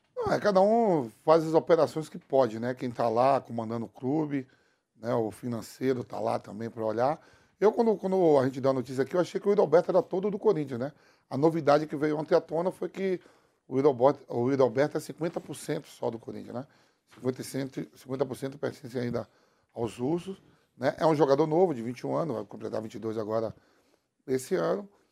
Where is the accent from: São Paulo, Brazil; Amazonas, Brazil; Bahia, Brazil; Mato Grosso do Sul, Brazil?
Bahia, Brazil; eu sou nordestino, sou baiano, lógico, de origens indianas, um, um, um, pouco de holandês.